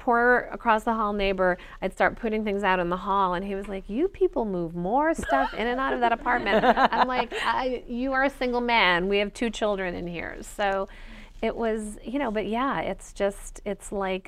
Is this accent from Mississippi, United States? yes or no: no; Rochester, New York, United States; my hometown of Rochester, New York.